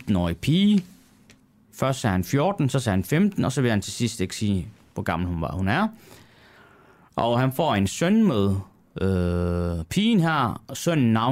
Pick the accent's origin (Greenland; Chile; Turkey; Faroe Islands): Turkey; Det faktum, at jeg så også selv taler kurdisk, jeg er selv kurder mm. fra øh, Tyrkiet og jeg taler samme dialekt, som øh, kurderne i Syrien gør.